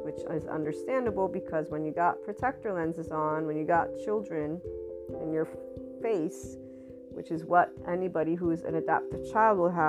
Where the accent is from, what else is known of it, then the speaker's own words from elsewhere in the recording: United States; I'm from the West, Italian American